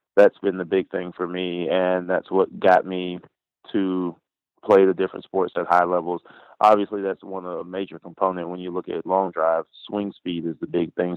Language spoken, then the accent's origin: English; Pine Hills, Florida, United States; I grew up in um, pretty much the west side of Orlando, a place called Pine Hills, Florida